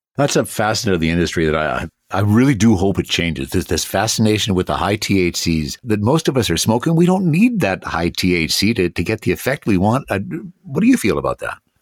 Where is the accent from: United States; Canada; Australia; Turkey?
Canada; Nelson, British Columbia; moved away; I spent my formative years in the kootenays. And often when I would tell people that I was from Nelson